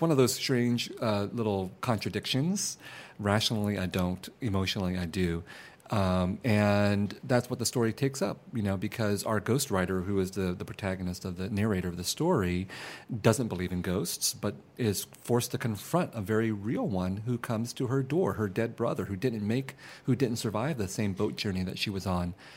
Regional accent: San Jose, California, United States; also born or lived in Vietnam; I grew up in San Jose in a very mixed neighborhood of Vietnamese refugees and Mexican Americans

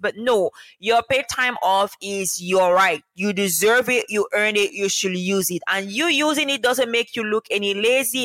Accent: Cameroon; moved away as an adult; also born or lived in Dominica; having been born and raised in Cameroon, I learned to speak two languages, English and French

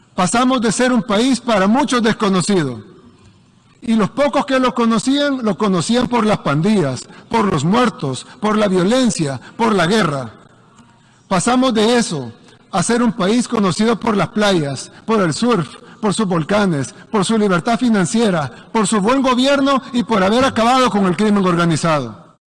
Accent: Colombia

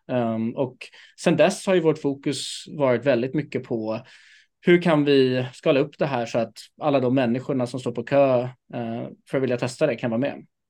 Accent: Stockholm, Stockholm County, Sweden; jag är född och uppvuxen här i Stockholm

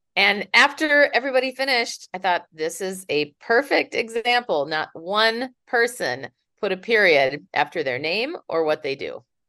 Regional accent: Minneapolis, Minnesota, United States; now in San Francisco, United States; I am originally from Minneapolis, but now I live in San Francisco.

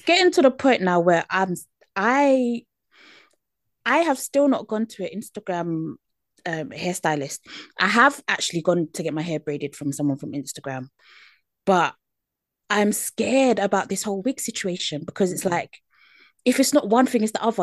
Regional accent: United Kingdom; accent: British; my British accent

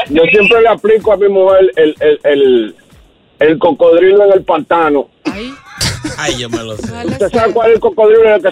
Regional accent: Mexico; Nosotros, nosotros en, en, bueno, en mi país, en México, cuando hace uno hace una casa le echan el revoque al, a la pared

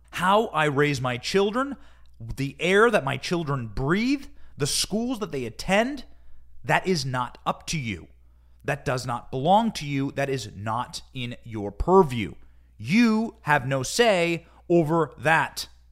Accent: Iowa, United States; I grew up in Iowa

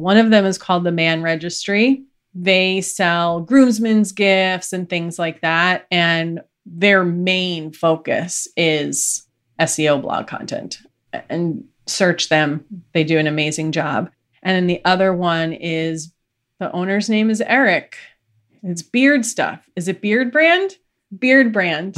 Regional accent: New York, United States; I'm from New York

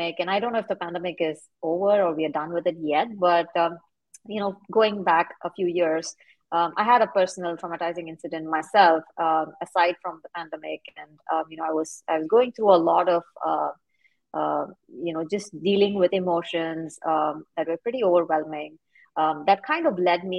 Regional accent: India; moved away as an adult; now in United States; I'm actually originally from India, and I moved to the U.S. to pursue higher education.

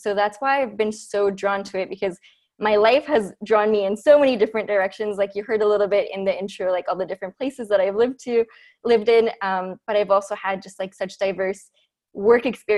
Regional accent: Vancouver, British Columbia, Canada; moved away as an adult; also born or lived in Ecuador / Montreal; now in Ottawa, Canada; I'm originally from Ecuador. That's where I lived till I was 8. Then I grew up in Vancouver

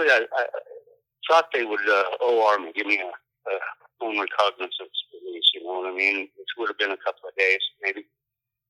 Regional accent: Moab, Utah, United States; now in Oklahoma City, United States; I was born and raised in Moab, Utah

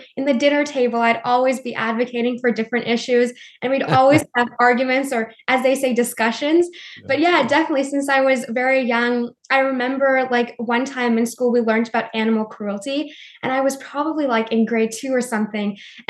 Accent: Montreal, Quebec, Canada; also born or lived in New Delhi, India; I was an immigrant from New Delhi. I moved to Montreal, which is like the French part of Canada. And I was the only person of color in our classroom

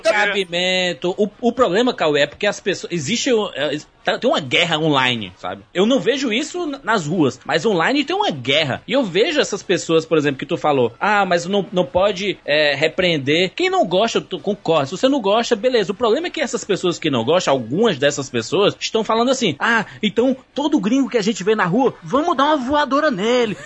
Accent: Brazil; como brasileiro

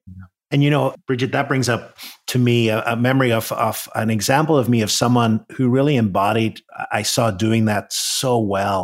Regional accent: Northern Ireland, United Kingdom; I grew up in Northern Ireland

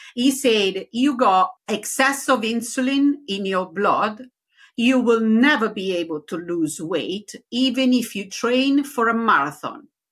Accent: Rome, Lazio, Italy; accent: Italian; English is a second language; now in Leicester, United Kingdom; Originally from Rome

